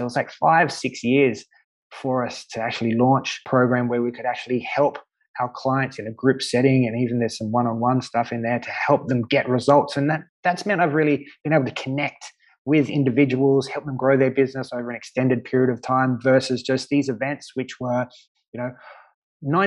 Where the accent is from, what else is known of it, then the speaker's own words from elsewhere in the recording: Australia; moved away as an adult; now in Malta; growing up in Australia